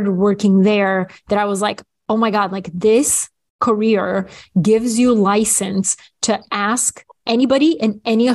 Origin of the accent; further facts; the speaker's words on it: Bulgaria; moved away; when I was little, growing up in Bulgaria